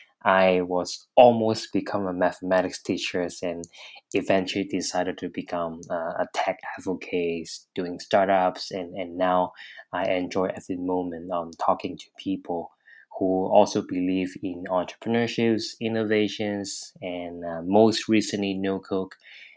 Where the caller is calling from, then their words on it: Hong Kong; I'm calling from Hong Kong.